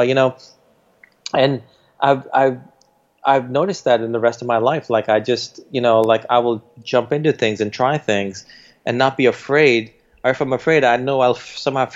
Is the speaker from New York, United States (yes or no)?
yes; New York City, New York, United States; born or raised there